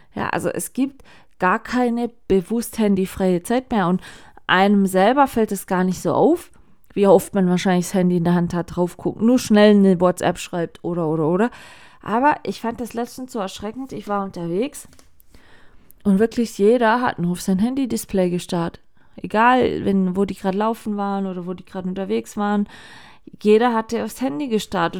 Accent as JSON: {"language": "German", "region": "Baden-Württemberg", "country": "Germany", "said": "hier bei uns in Baden-Württemberg"}